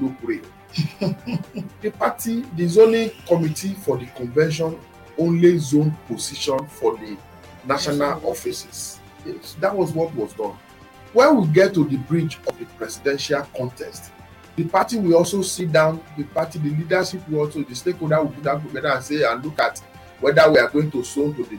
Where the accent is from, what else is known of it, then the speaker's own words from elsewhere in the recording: Ekiti, Nigeria; I am from Ekiti State